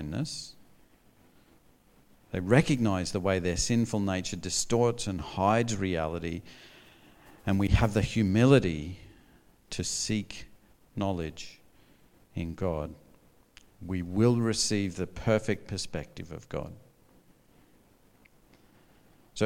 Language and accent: English; North Queensland, Australia; I grew up in North Queensland